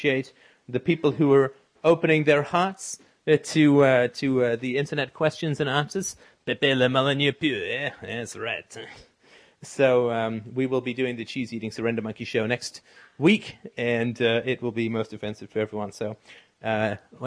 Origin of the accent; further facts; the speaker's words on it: England, United Kingdom; also born or lived in Ireland; now in Canada; I was born in Ireland. I grew up in England. Now I live in Canada.